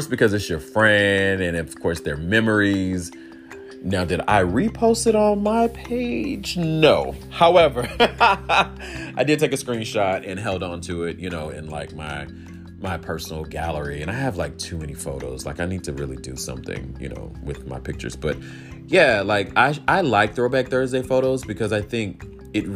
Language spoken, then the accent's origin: English; the South, United States; growing up in the South, I had the opportunity to have loving parents